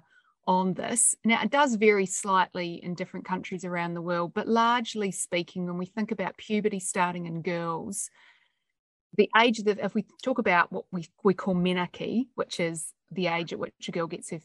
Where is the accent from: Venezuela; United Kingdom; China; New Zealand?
New Zealand; now in Australia; I'm a New Zealander. I grew up in New Zealand, and we're very pragmatic